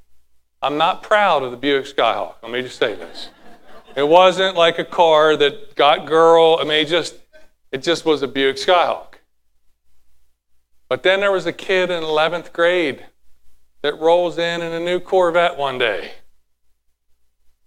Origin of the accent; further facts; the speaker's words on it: United States; I'm American.